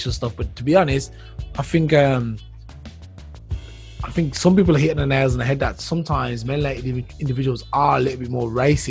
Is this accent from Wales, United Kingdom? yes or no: no; Birmingham, West Midlands, United Kingdom; moved away as an adult; now in Germany; I'm from the UK, so I was born in Birmingham